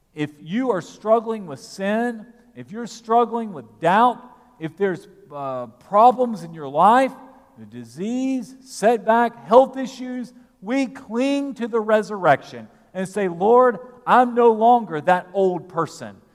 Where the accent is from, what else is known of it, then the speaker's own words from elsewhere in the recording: United States; We are here in America and as American citizens